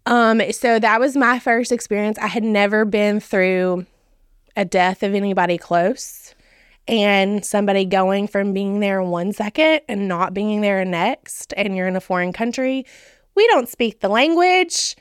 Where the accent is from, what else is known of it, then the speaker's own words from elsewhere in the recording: Charlotte, Tennessee, United States; I grew up in Dixon County. So, I, I grew up in Charlotte, lived here my entire life.